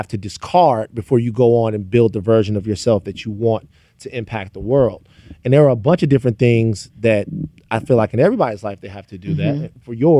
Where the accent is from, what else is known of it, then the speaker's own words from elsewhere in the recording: Louisiana, United States; I'm from Louisiana.